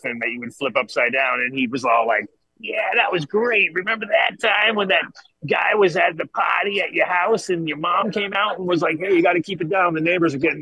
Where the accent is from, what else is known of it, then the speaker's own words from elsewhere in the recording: Rhode Island, United States; also born or lived in Colorado; I grew up in Rhode Island